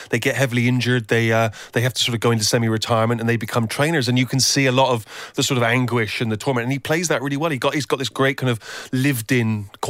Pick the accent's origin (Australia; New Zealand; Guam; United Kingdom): United Kingdom; England; and I think I thought, well, what is what am I? I'm an English writer